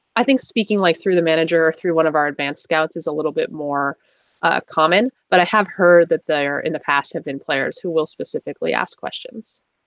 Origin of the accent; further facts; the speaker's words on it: California, United States; I'm from California